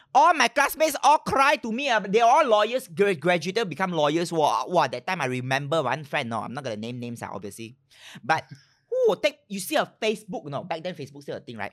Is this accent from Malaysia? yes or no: yes; Malaysia; I'm Malaysian